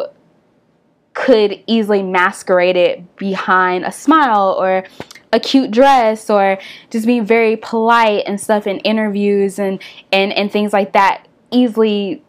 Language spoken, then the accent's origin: English; Nashville, Tennessee, United States; I'm from Tennessee, I'm from Nashville.